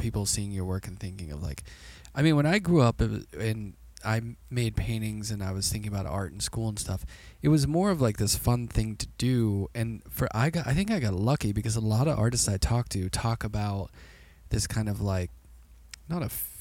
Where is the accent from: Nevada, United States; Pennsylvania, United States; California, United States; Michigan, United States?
Pennsylvania, United States; Pittsburgh; now in Brooklyn, United States; our family didn't have a lot of money growing up in Pittsburgh